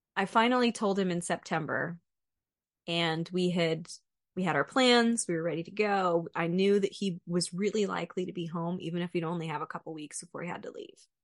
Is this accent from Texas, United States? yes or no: yes; Central Texas, United States; moved away as an adult; also born or lived in Fayetteville; I grew up in Central Texas with a family that went to estate sales and garage sales and never bought anything new